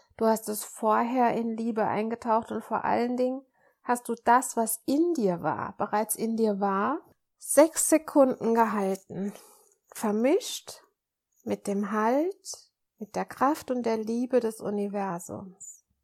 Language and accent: German; Germany; ich bin, bin Deutsche, aber ich habe auch französisches Blut